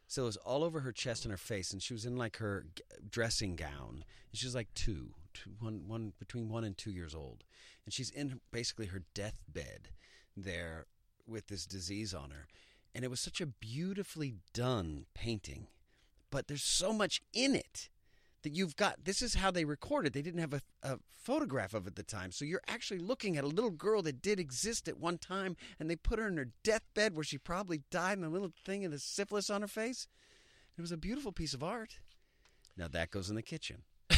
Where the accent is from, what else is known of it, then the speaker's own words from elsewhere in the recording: Texas, United States; I come from Texas.